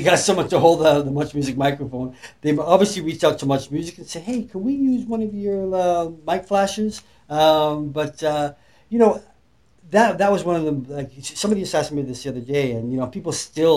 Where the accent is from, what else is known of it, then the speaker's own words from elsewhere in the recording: Leeds, Yorkshire and the Humber, United Kingdom; moved away; I was born in Leeds, England. That's right. I'm still a UK lad